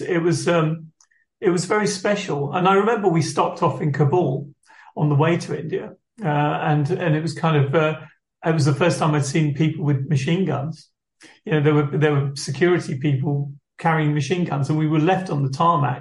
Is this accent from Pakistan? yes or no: no; Rochester, South East England, United Kingdom; also born or lived in Liverpool; growing up in Rochester